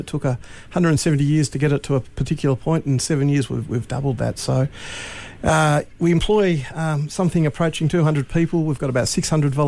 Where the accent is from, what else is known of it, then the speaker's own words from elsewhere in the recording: Launceston, Tasmania, Australia; moved away as an adult; also born or lived in Adelaide / Melbourne; I grew up in Launceston, and I moved away for a dozen years, and then I came back in my early 40s to take this role on.